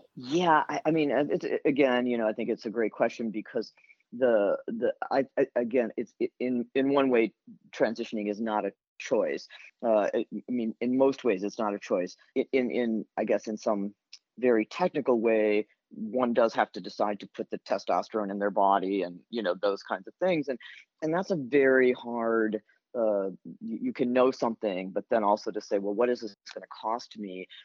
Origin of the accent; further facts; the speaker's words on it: Elkhart, Indiana, United States; now in Boston, United States; growing up in Elkhart